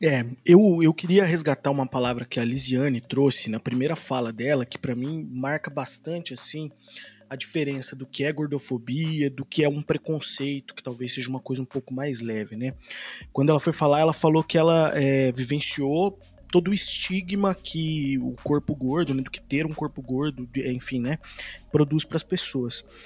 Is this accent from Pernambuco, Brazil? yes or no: no; Poços de Caldas, Minas Gerais, Brazil; also born or lived in Campinas; Eu sou mineiro, lá do sul de Minas, de Poço de Caldas